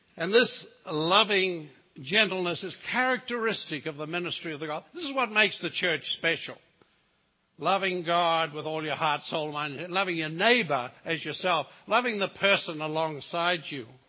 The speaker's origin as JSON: {"language": "English", "country": "New Zealand", "moved": "yes", "said": "I come from the Lord of the Rings country."}